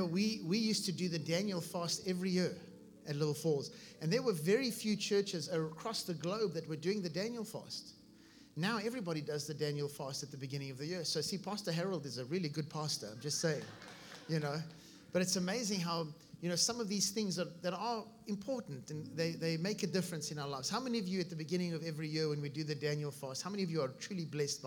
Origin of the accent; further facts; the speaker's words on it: South Africa; moved away as an adult; now in Vero Beach, United States; I was born in South Africa, and we came here about 15 years ago, my wife